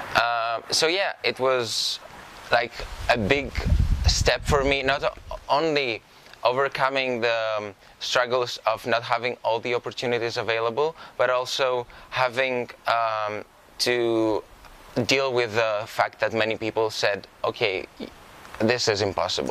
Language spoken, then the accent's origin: English; Karditsa, Thessaly, Greece; moved away; I grew up in Karditsa, and the thing with a small city in in the central Greece